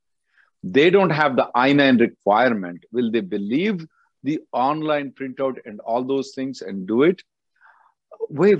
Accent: India; now in United States; I'm from India

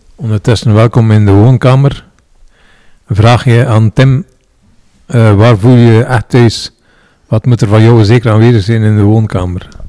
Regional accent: Roeselare, Flanders, Belgium; also born or lived in Ghent; Dus niet geboren en getogen in Roeselaar, maar wel getogen.

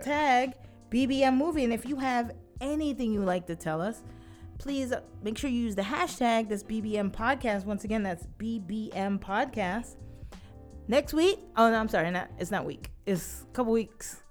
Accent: New York, United States; I am a New Yorker, born and raised.

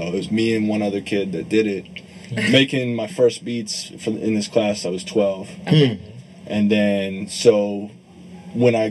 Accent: Cincinnati, Ohio, United States; I grew up in Cincinnati. I'm in like the suburbs in Cincinnati

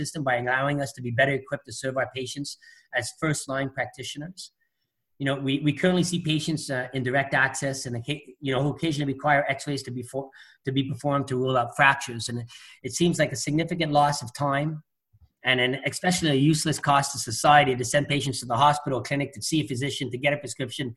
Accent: Quebec, Canada; I'm just born and raised in Quebec

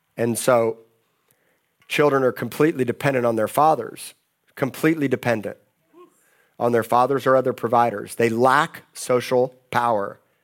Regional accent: Miami, Florida, United States; moved away; I grew up in Miami

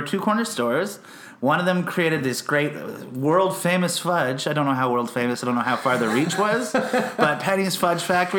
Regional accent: Fitzroy Harbour, Ontario, Canada; moved away as an adult; also born or lived in Ottawa; now in Manitoba, Canada; I grew up in a little town called Fitzroy Harbor.

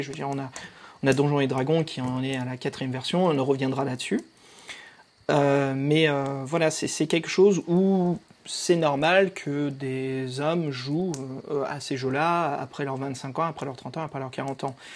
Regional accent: France; also born or lived in United States; quand je suis venu, j'ai déménagé et fait la suite de mon enfance en France

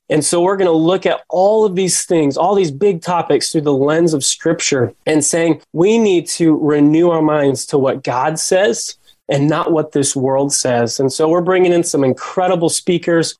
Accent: South Dakota, United States; I grew up in South Dakota and I was actually the son of a youth pastor

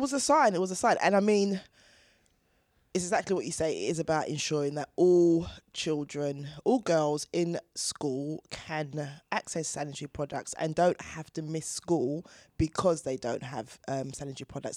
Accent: Chingford, London, United Kingdom; I grew up in Chingford with six brothers and sisters

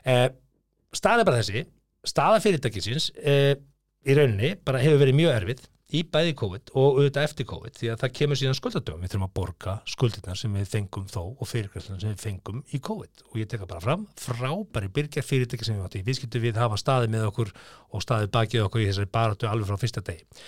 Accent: Hallormsstaður, Eastern Region, Iceland; moved away; á mínum heimaslóðum í héræði Hallónstað

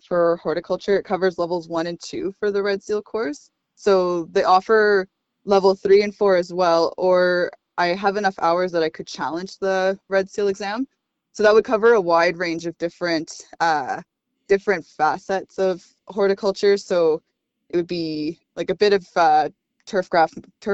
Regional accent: Victoria, British Columbia, Canada; being born and raised in Victoria

